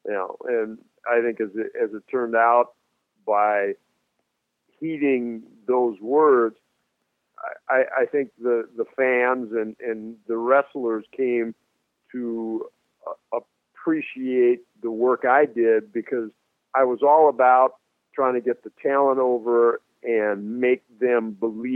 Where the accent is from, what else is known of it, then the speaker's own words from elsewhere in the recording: Minneapolis, Minnesota, United States; Minneapolis, my hometown